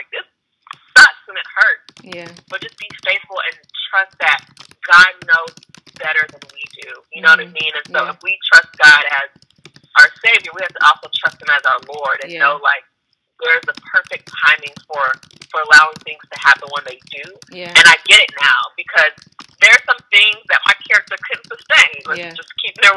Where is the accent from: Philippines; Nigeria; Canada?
Nigeria; So I'm Nigerian